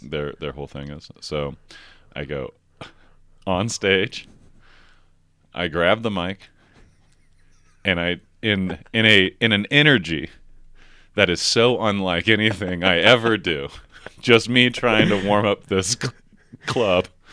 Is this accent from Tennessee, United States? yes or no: yes; outside of Nashville, Tennessee, United States; also born or lived in Chattanooga; I grew up outside of Nashville